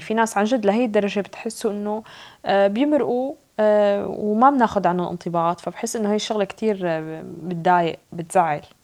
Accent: Syria; now in Norway; أنا سورية

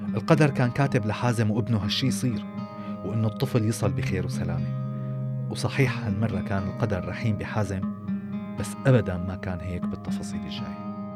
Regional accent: Syria; نحن كلنا كسوريين

